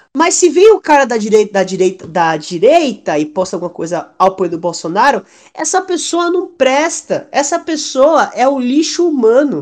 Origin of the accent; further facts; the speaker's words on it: Salvador, Bahia, Brazil; accent: baiano; eu mesmo sou de Salvador